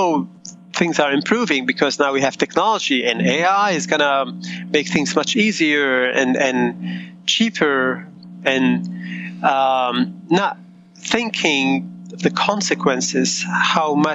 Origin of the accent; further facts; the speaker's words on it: Beirut, Beirut Governorate, Lebanon; moved away; also born or lived in United States; I grew up in war in Beirut, and my parents immigrated to the States